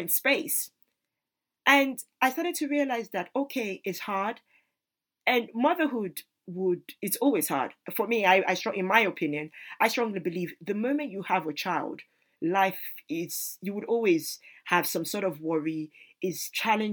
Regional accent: Nigeria; as a Nigerian woman

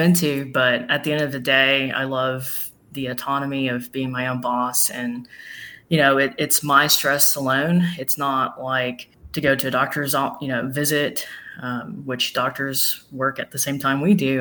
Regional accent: Smyrna, Tennessee, United States; moved away as an adult; also born or lived in Nashville, Tennessee / Miami, Florida / Margate, Florida; I was born in Nashville, grew up in Smyrna, Tennessee

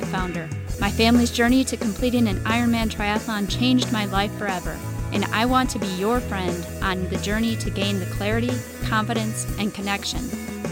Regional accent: Midwest, United States; you have the Midwest roots that I have as well.

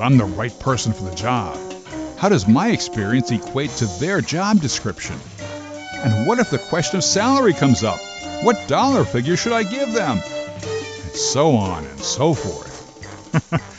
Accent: Linden, New Jersey, United States; Coming from my hometown of Linden up in northern New Jersey

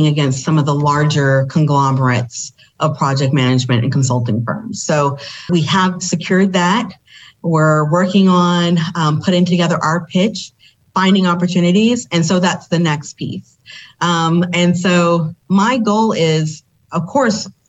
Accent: Memphis, Tennessee, United States; I'm actually originally from Memphis, Tennessee

